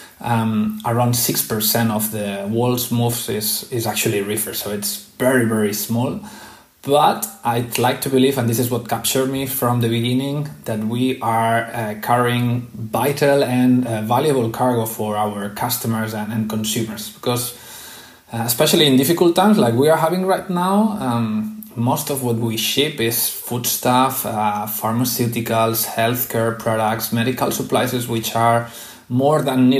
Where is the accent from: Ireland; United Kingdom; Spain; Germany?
Spain; Barcelona, Catalonia; I'm from Barcelona